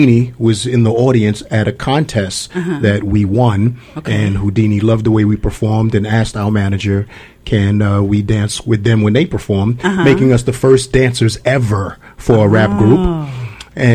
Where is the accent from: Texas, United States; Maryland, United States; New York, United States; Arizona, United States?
New York, United States; New York City; moved away as an adult; now in Staten Island, United States; I'm from Brooklyn, East Flatbush